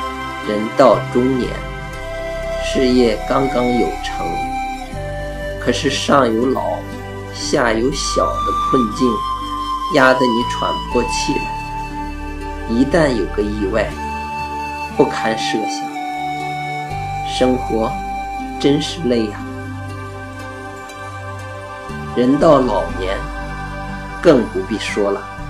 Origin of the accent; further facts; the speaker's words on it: Hebei, China; 尤其像我们河北人，更不容易。